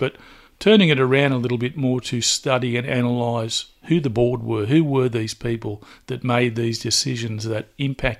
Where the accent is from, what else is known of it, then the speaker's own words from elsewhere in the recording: Newcastle, New South Wales, Australia; a proud Warramai man, born and bred in Newcastle.